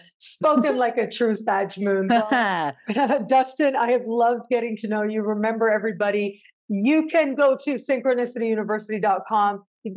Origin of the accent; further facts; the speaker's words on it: Canada; I'm viewing the world from that perspective of being Canadian, born and raised, and the values that that brings and means